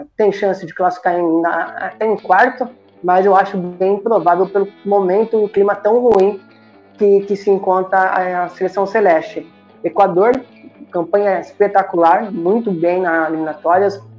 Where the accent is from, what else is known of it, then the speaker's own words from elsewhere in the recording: Campinas, São Paulo, Brazil; Sou de Campinas, né, estado de São Paulo